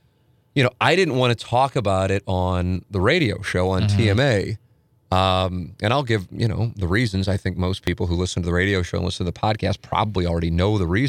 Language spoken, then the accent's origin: English; St. Louis, Missouri, United States; you know, I grew up on Vienna, family, then moved to Tam Avenue, family still lives there. And in St. Louis Hills, 63109.